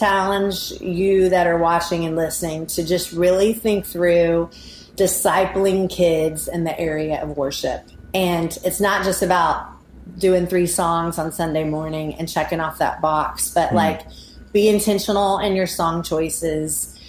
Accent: Mississippi, United States; born there; also born or lived in Alabama / Oklahoma; now in Nashville, United States; I was born in Mississippi. I lived there in Alabama and then Oklahoma and now Nashville, Tennessee.

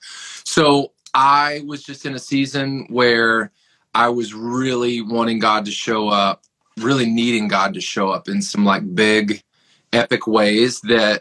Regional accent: Tennessee, United States; So I grew up in Tennessee. My wife and I are both from a town about an hour outside of Nashville.

